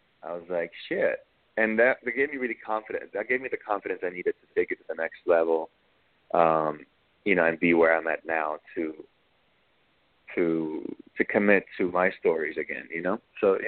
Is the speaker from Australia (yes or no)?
no; Dusseldorf, North Rhine-Westphalia, Germany; also born or lived in Berlin; now in United States; And Berlin was the city that I came from. I grew up in Dusseldorf, West Germany